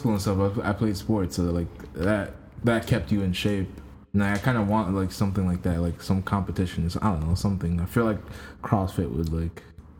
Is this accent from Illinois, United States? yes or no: yes; Chicago, Illinois, United States; I'm from Chicago.